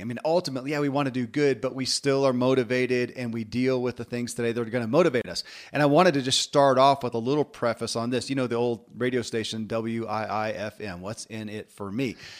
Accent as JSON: {"language": "English", "region": "Kentucky", "country": "United States", "tie": "born or raised there"}